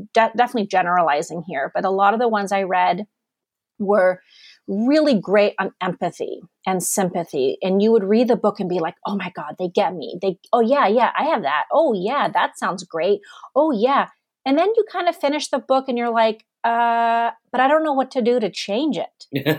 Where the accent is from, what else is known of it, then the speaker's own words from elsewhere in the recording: Germany; also born or lived in Amsterdam, Netherlands / United States / Canada; I'm actually not Californian. I was born in Amsterdam. I grew up in Germany. I've lived in the States. I've lived in Canada.